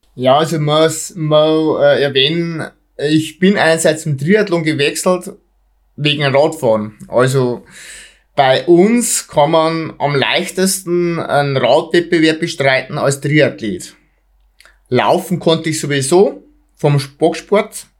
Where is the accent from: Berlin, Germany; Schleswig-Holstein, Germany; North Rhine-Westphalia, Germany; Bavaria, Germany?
Bavaria, Germany; Bei uns in Bayern